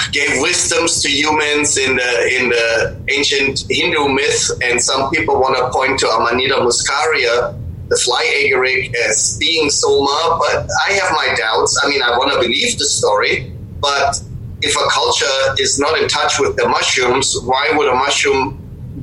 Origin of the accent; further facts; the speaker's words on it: Bavaria, Germany; moved away; also born or lived in Pacific Northwest; I grew up in Germany, in Bavaria